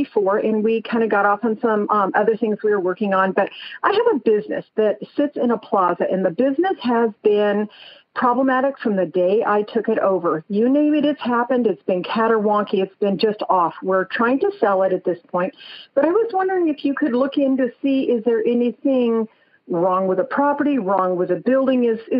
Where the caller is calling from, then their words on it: San Andreas, California, United States; Oh, I am from San Andreas, California.